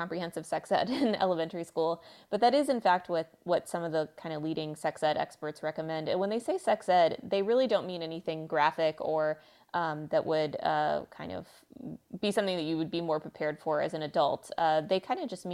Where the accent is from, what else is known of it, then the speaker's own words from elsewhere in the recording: Texas, United States; I'm from Texas